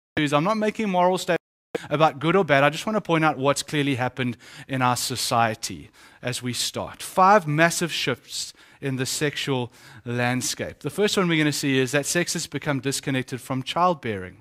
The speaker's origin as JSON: {"language": "English", "region": "Eastern Cape", "country": "South Africa", "said": "The Eastern Cape, where I come from"}